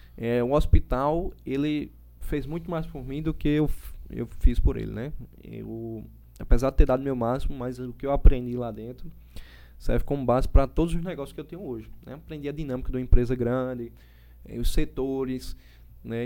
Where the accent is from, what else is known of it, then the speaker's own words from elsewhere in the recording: João Pessoa, Paraíba, Brazil; also born or lived in Recife; E aí vim para aqui bem cedo, né, para João Pessoa, mas João Pessoa é minha terra